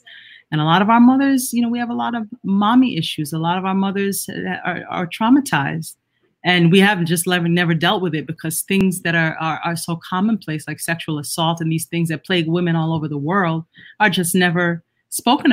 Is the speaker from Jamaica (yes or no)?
yes; Jamaica; I'm Jamaican and a Caribbean too